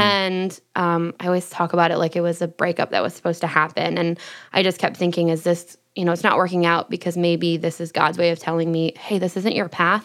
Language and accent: English; Michigan, United States; moved away as an adult; also born or lived in Los Angeles; growing up in Michigan